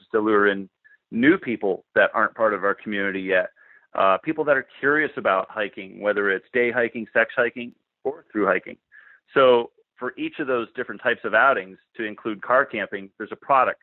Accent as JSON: {"language": "English", "region": "Connecticut", "country": "United States", "moved": "yes", "lives_now": "Portland, United States", "said": "originally from Connecticut"}